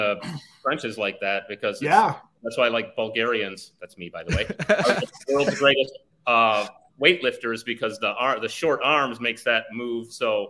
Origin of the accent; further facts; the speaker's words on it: Chicago, Illinois, United States; I am from Chicago.